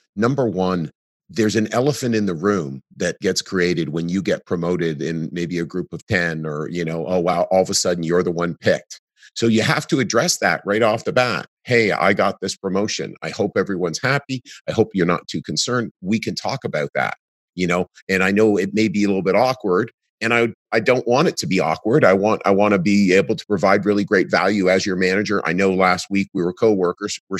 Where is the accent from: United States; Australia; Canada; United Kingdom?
Canada; in Canada, it feels great being Canadian